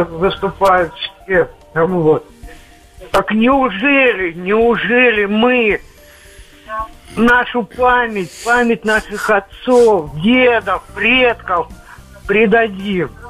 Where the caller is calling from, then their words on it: Novgorod Oblast, Russia; Я из Новгородской области.